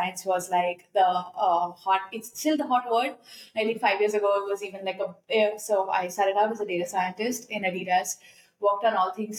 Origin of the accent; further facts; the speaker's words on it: Mumbai, Maharashtra, India; moved away as an adult; now in New York, United States; I've born and raised in Bombay, my favorite city in the world.